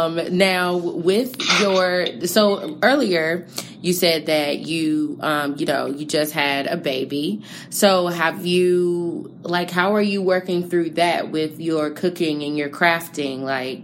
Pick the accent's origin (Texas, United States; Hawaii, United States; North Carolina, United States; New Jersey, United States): New Jersey, United States; I'm from New Jersey.